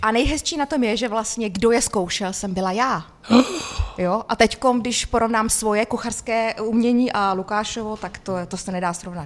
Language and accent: Czech; Humpolec, Vysočina Region, Czechia; also born or lived in Austria; Já jsem přímo z Humpolce